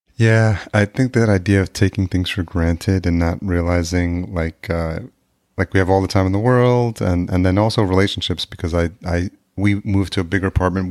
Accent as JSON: {"language": "English", "region": "outside New York City", "country": "United States", "tie": "born or raised there", "also_born_or_lived": "El Salvador", "said": "I grew up just outside New York City"}